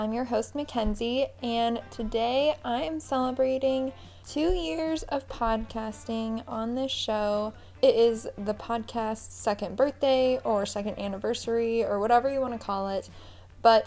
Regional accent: Everett, Washington, United States; moved away; We're both from Everett, Washington

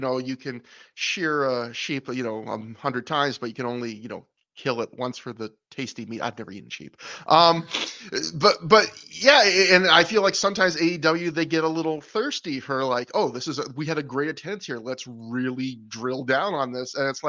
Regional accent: Canada; Brett, I'm Canadian.

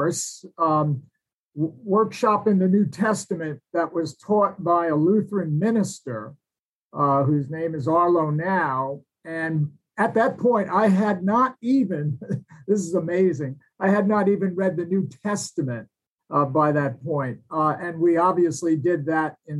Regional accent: New York City, New York, United States; moved away; also born or lived in Kentucky; I grew up in an Irish Catholic family in New York City

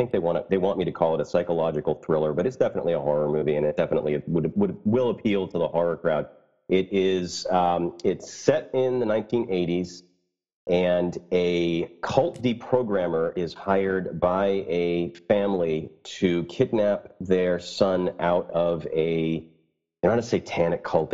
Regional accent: United States; I'm American, but it's French Canadian

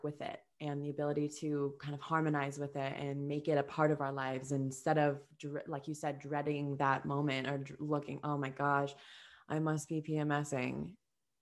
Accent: Minnesota, United States; we're from Minnesota

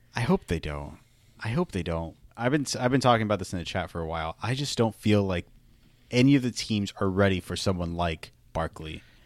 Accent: Miami, Florida, United States; I am from Miami

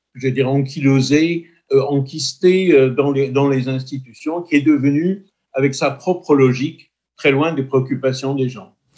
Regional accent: Corsica, France; je me sens corse, je suis français et je suis européen.

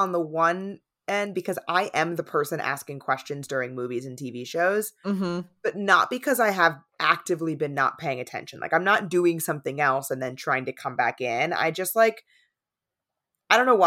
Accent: San Diego, California, United States; moved away as an adult; I grew up in San Diego

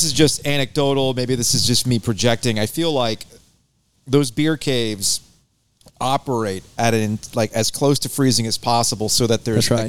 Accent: South Florida, United States; I grew up in South Florida

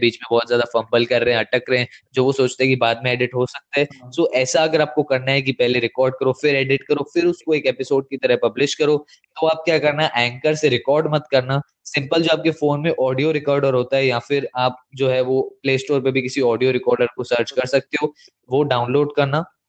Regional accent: India; accent: Indian English; हमारा जो एक्सेंट है वो है इंडियन इंग्लिश

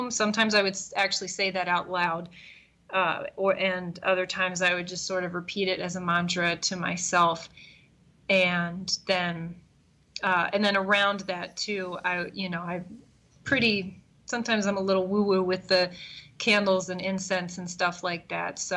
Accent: East Coast, United States; now in Chicago, United States; I'm fully indoctrinated into the Midwest now, even though I grew up on the East Coast.

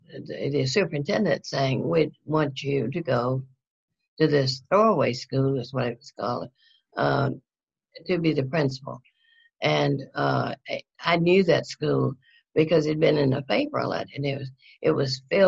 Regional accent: North Louisiana, United States; moved away; also born or lived in Houston; I grew up in North Louisiana

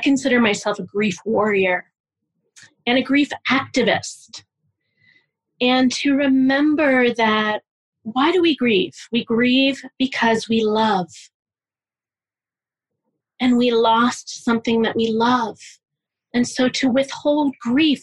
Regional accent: Pittsburgh, Pennsylvania, United States; I'm from Pittsburgh

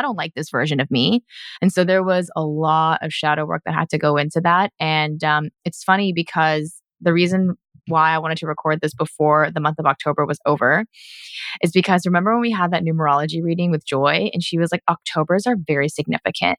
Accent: United States; moved away as an adult; now in Vancouver, Canada; coming down here back to my hometown

